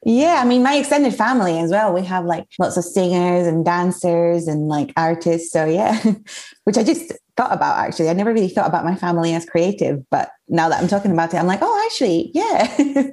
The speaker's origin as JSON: {"language": "English", "area": "Mallorca", "region": "Balearic Islands", "country": "Spain", "tie": "born or raised there", "also_born_or_lived": "Edinburgh, Scotland", "moved": "as an adult", "said": "I was born and grew up in Spain, but my mom is Scottish, so I was very lucky that I grew up in a bilingual household"}